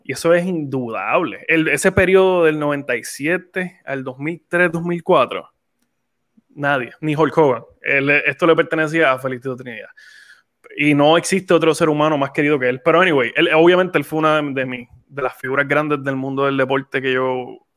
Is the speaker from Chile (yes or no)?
no; San Juan, Puerto Rico; moved away as an adult; now in Texas, United States; yo crecí allí, crecí en Cupey Alto, me crió mi abuelita